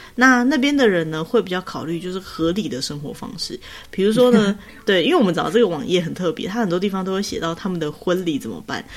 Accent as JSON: {"language": "Chinese", "region": "Taoyuan", "country": "Taiwan", "tie": "born or raised there", "said": "我桃园人啊，我出生是桃园的"}